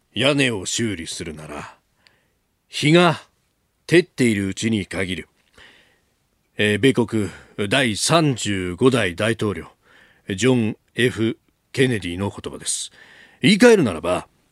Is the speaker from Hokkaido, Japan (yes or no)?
no; Chiba, Japan; 私の出身の千葉